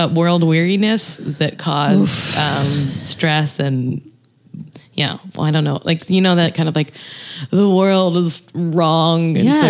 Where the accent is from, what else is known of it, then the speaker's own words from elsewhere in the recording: the South, United States; I'm from the South